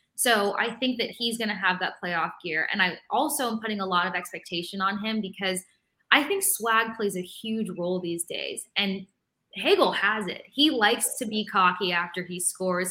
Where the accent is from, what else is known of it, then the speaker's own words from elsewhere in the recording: Tampa, Florida, United States; growing up in Tampa